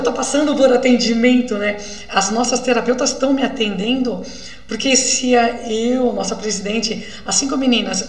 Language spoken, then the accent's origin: Portuguese; Minas Gerais, Brazil; eu sou de Minas, então é roça